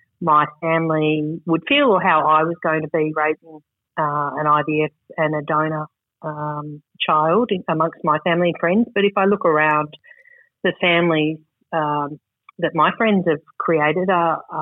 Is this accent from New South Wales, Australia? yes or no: yes; Sydney, New South Wales, Australia; I grew up on Sydney's northern beaches, the average Australian upbringing